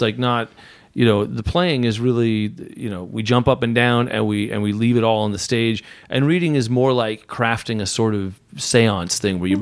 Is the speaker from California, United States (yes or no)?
yes; Southern California, United States; I grew up in Southern California